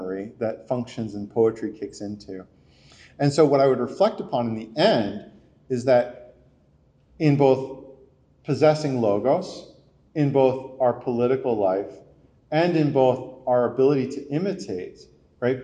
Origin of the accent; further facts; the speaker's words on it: New Jersey, United States; I'm from New Jersey.